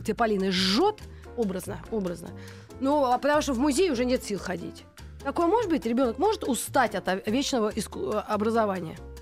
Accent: Moscow, Russia; мы, москвичи-то

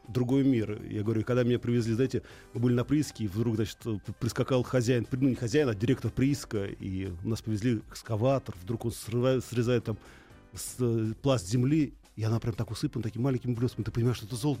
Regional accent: Russia; мы, россияне

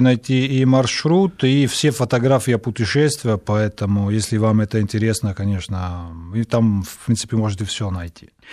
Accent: Italy; Russian is a second language; moved away as an adult; now in Moscow, Russia; Я, правда, здесь родился, в Москве, но потом а, мои родители увезли, когда я был очень-очень маленький

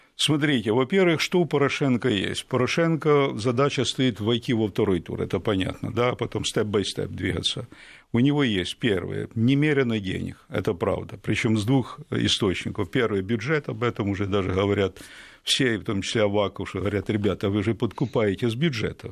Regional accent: Ukraine; Я українець от діда і прадіда.

